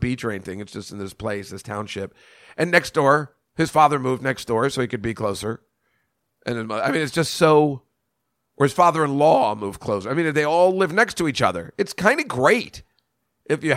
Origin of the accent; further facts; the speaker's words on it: Edison, New Jersey, United States; I'm from Edison, New Jersey